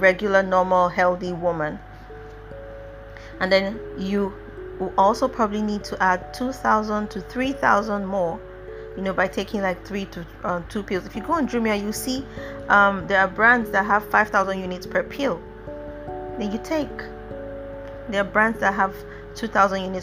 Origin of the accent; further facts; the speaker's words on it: Nigeria; as a Nigerian